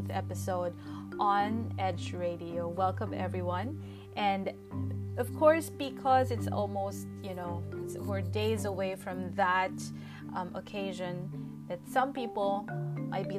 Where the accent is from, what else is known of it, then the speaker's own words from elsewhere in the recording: Philippines; I am a journalist from the Philippines.